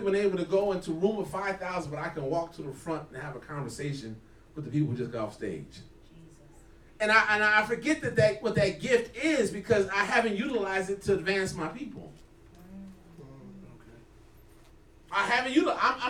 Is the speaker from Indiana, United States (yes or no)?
yes; South Bend, Indiana, United States; Well, I'm from South Bend